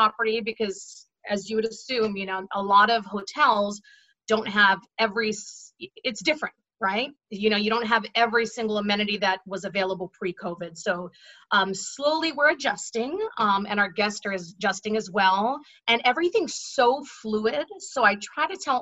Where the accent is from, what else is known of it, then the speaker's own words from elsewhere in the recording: Haiku, Hawaii, United States; I'm born and raised Maui girl. I grew up on the North Shore in a little town called Haiku